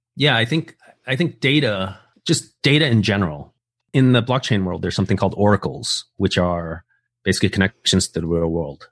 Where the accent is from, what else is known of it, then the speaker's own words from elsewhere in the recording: United States; also born or lived in Taiwan; I actually moved to the States when I was like an infant